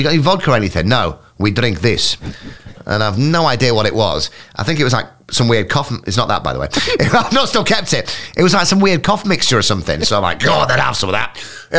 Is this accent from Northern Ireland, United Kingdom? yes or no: no; Scarborough, Yorkshire and the Humber, United Kingdom; moved away; also born or lived in Hull; I was from Scarborough